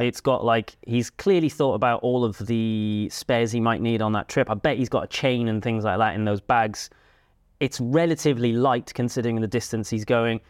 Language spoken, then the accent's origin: English; Cardiff, Wales, United Kingdom; moved away; I grew up in Cardiff